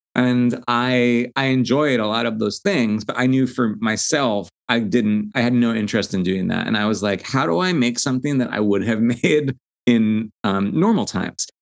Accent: Long Island, New York, United States; I'm from Long Island originally.

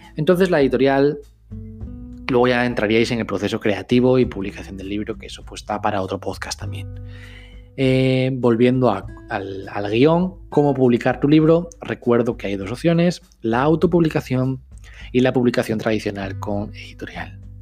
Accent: Spain; soy un escritor español

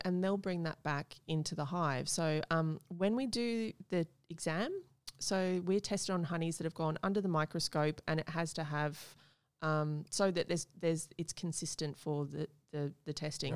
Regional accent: Gold Coast, Queensland, Australia; I grew up on the Gold Coast

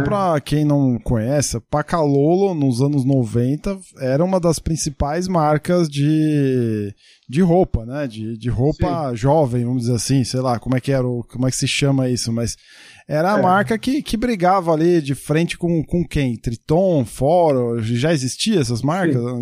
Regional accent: Santo André, São Paulo, Brazil; now in São Bernardo do Campo, Brazil; eu sou do ABC, né? Eu, eu moro em São Bernardo Sim. hoje, mas sempre morei em Santo André

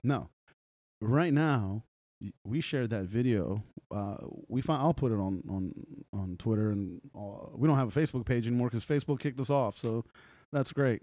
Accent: Los Angeles, California, United States; moved away; growing up in Los Angeles

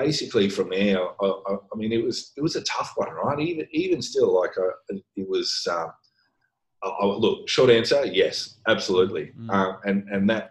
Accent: Brisbane, Queensland, Australia; moved away as an adult; also born or lived in Sydney; now in Singapore; I grew up in Brisbane, that's where I did all my training.

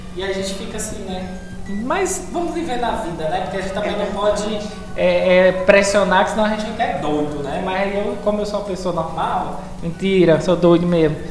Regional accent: Brazil; a gente é brasileiro

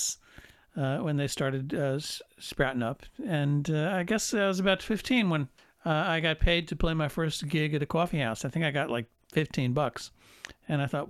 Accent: Paramus, New Jersey, United States; now in New York, United States; I grew up in Paramus, New Jersey, which is a suburb of New York City.

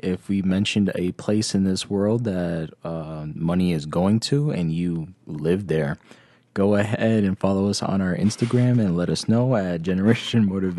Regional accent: United States; But I am biased because I am American, so I would have preferred to keep the money.

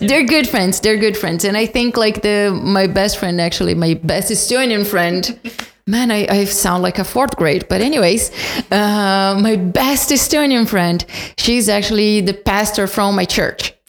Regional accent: São Paulo, Brazil; moved away; I'm from São Paulo

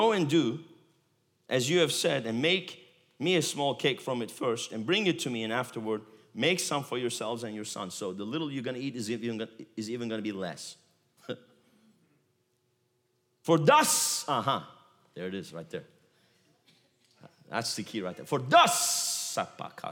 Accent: Galatia, Central Anatolia, Turkey; moved away; I was born in Galatia. My wife was born in Galatia. It's the central part of Turkey

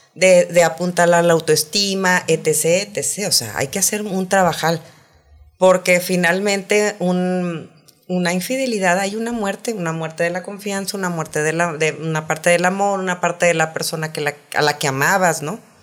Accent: Saltillo, Coahuila, Mexico; yo soy de Saltillo

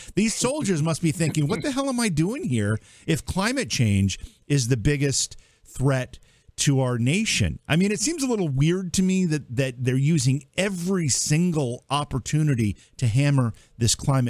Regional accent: Cooperstown, New York, United States; my hometown here where you once lived, Cooperstown, New York.

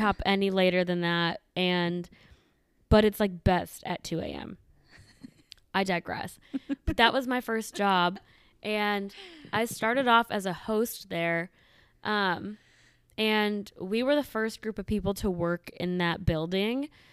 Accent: Midwest, United States; moved away; also born or lived in the South; where I grew up in the Medi-, Midwest

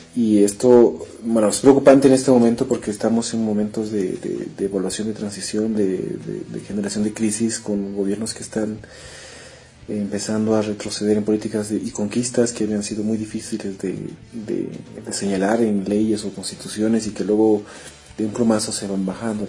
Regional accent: Bolivia; nosotros como bolivianos

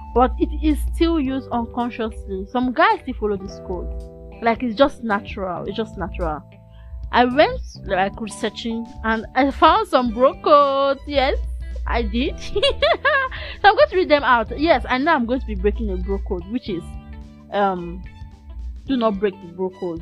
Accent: Nigeria; being a Nigerian student

